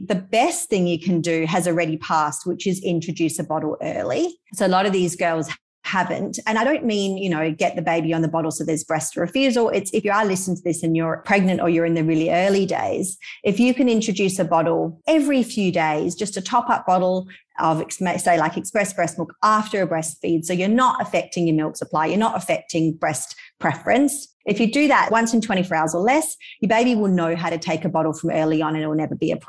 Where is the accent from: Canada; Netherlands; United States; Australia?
Australia; Perth, Western Australia; moved away as an adult; now in Indonesia; We're from Perth. We live in Indonesia at the moment